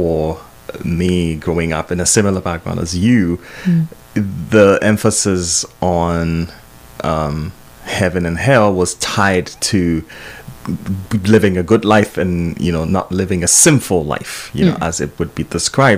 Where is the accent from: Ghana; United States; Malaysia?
Ghana; I grew up in Ghana